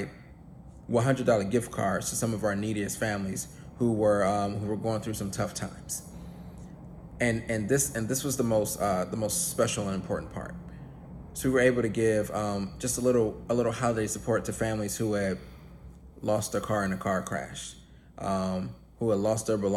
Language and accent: English; Cleveland, Ohio, United States; I grew up poor in Cleveland.